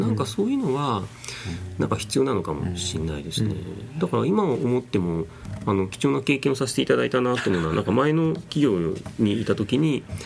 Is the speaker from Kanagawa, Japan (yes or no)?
no; Nagoya, Aichi, Japan; とかやっぱり生まれ育ちが名古屋だったんですけど